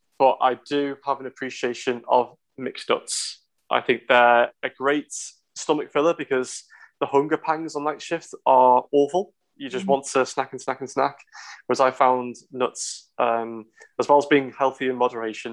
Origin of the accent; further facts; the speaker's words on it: the Wirral, North West England, United Kingdom; now in Liverpool, United Kingdom; I didn't grow up in Liverpool. I grew up in the Wirral.